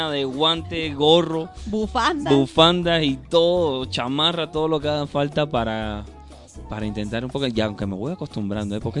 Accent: Cuba; accent: Cuban; Independientemente de que hablemos español los dos, tú hablas mexicano, y yo hablo cubano.

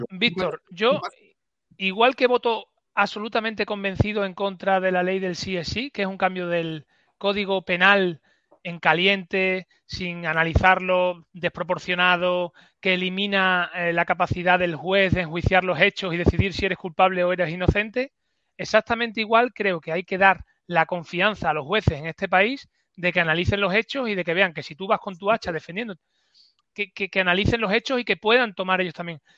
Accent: Extremadura, Spain; lo que me niega a mí como extremeño

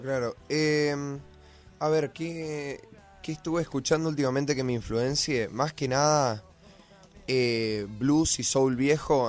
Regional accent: Corrientes, Argentina; now in Buenos Aires, Argentina; yo vengo de Corrientes

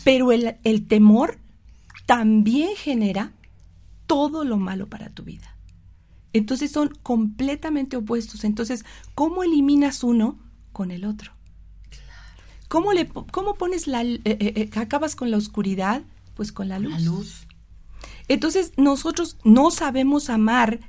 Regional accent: Mexico City, Mexico; moved away; yo soy originalmente del DF

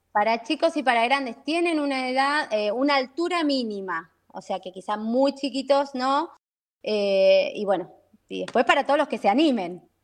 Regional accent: Buenos Aires, Argentina; now in San Rafael, Argentina; También de Buenos Aires, sí, sí, también de Buenos Aires. Eh, me vine acá en el 2000, 2001

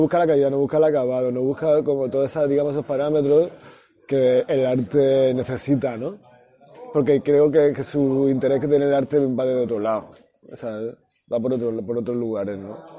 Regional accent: Granada, Andalusia, Spain; mi pueblo, eh, pues en Granada

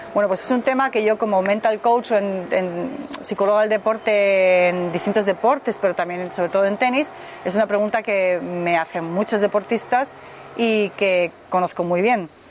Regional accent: Madrid, Community of Madrid, Spain; moved away as an adult; now in Germany; Soy de Madrid, pero vivo hace 25 años en Alemania

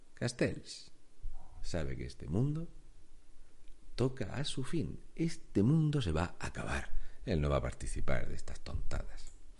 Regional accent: Spain; con 4.693.268 españoles que no tienen trabajo, entre los cuales me cuento

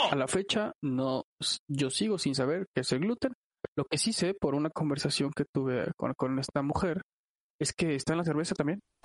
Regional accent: Chilango, Mexico City, Mexico; somos chilangos

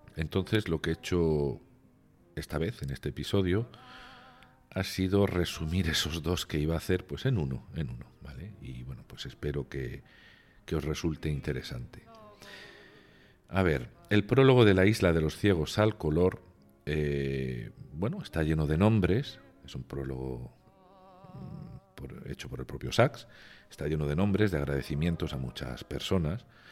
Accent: Region of Murcia, Spain; now in Pointe-Noire, Republic of the Congo; mi tierra, en Murcia

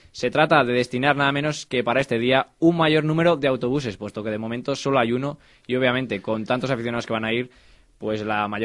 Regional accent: Salamanca, Castile and León, Spain; Ya sabemos cómo somos los españoles y cómo somos también los almantinos

